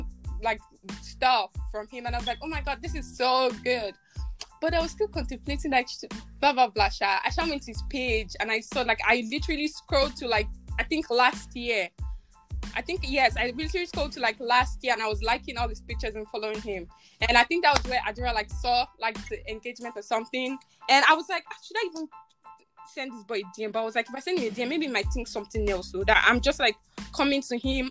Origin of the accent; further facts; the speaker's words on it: Nigeria; now in United States; I'm a Nigerian girl